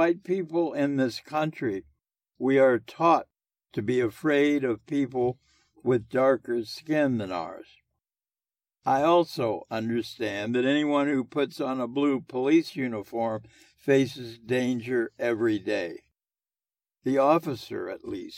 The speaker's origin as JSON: {"language": "English", "town": "Indianapolis", "region": "Indiana", "country": "United States", "tie": "born or raised there", "also_born_or_lived": "New York / Boston / Los Angeles / Miami", "moved": "as an adult", "said": "I was growing up in Indianapolis from 1932 to 1950."}